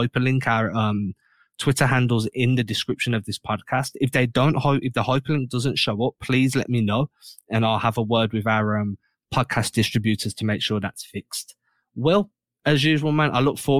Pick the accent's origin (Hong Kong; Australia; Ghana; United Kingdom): United Kingdom; England; I'm English